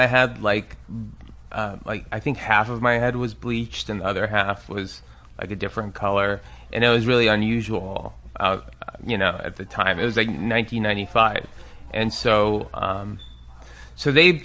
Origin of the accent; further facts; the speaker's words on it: Palos Verdes, California, United States; also born or lived in Tehran, Iran; I grew up in the South Bay